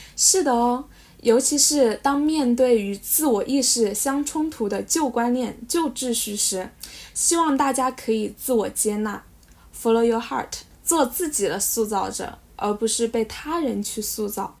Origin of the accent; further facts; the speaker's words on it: Hubei, China; accent: Hubei-accented Mandarin; 请原谅我这个湖北塑料普通话